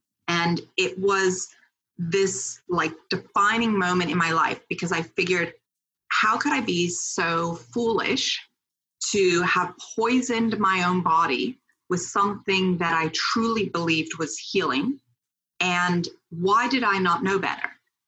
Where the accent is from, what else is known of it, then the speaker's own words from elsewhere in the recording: Switzerland; born there; So I was born in Switzerland on a biodynamic farm.